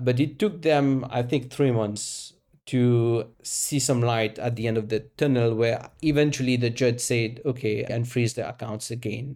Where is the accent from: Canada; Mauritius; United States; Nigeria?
Mauritius; moved away as an adult; also born or lived in France / United Kingdom / South Africa; I was born and raised in Mauritius